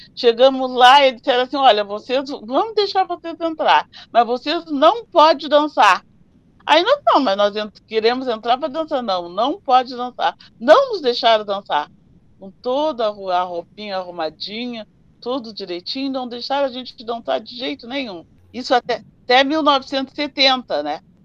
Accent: Rio Grande, Rio Grande do Sul, Brazil; a gente veio morar na cidade na República do Líbano, 120. Ali eu me criei

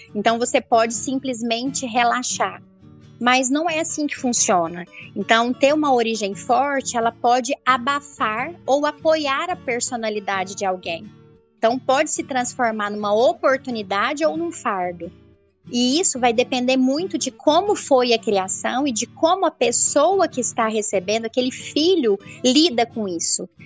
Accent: Rio Verde, Goiás, Brazil; sou de Rio Verde

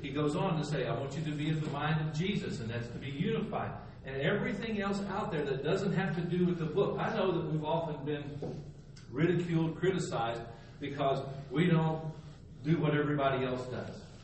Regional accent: Texas, United States; moved away as an adult; also born or lived in Slidell, Louisiana; I was from Texas

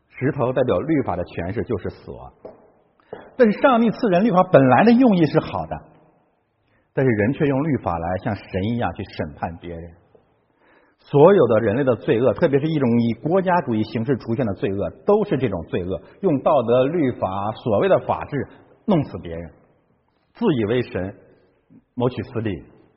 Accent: China; 我中国人是这样的

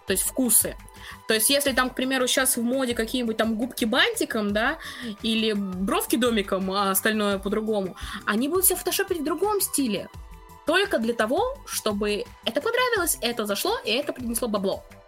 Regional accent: Russia; я как бы из России

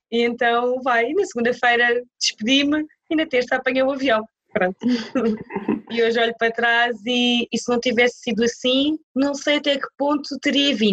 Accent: Portugal; moved away as an adult; now in United Kingdom; Eu vim de Portugal, no máximo eu devia ter mil euros para gastar, não tinha mais. E mil euros em Inglaterra não dá para nada.

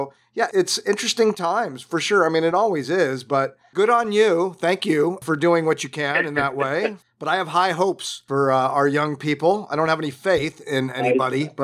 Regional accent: Southern California, United States; I grew up in Southern California

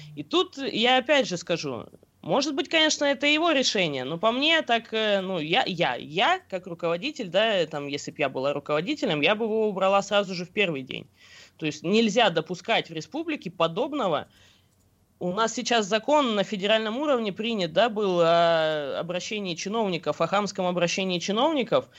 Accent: Bashkortostan, Russia

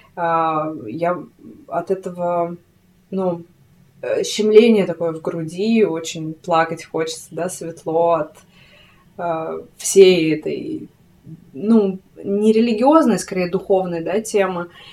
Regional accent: Krasnoyarsk, Krasnoyarsk Krai, Russia; moved away as an adult; я родилась в Красноярске, в Сибири, угу. а, и там жила до 20

